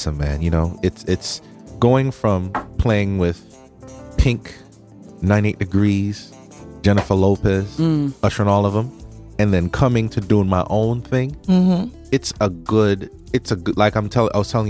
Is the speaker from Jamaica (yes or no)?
yes; Jamaica; moved away; My accent slipped out a little bit, right? Yeah, I'm from Jamaica